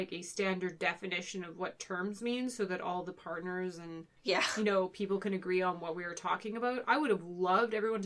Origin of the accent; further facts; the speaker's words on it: Canada; We're Canadian.